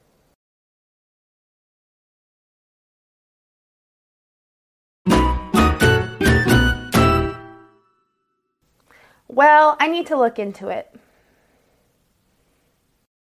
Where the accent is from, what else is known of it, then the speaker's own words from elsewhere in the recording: United States; I'm an American English teacher